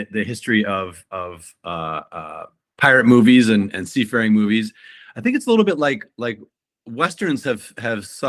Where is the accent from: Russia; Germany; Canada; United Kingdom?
Canada; Kitchener, Ontario; moved away as an adult; also born or lived in Florida; I studied fine arts in my hometown in Kitchener, Ontario